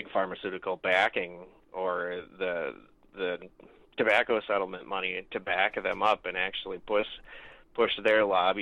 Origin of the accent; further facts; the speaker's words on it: Beltrami County, Minnesota, United States; I'm from Beltrami County, which is way up in northern Minnesota